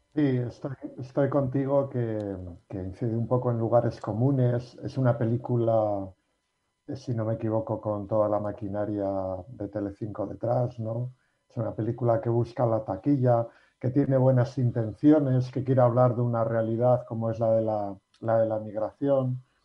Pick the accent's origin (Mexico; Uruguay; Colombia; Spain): Spain; Basque Country; los que somos vascos